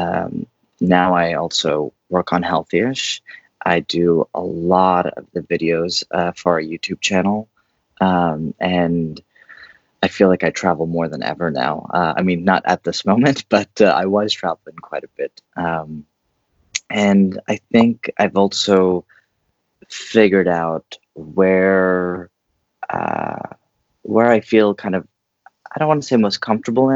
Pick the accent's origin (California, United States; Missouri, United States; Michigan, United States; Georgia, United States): California, United States; East Bay, San Francisco Bay Area; now in New York City, United States; I grew up in the Bay Area, East Bay specifically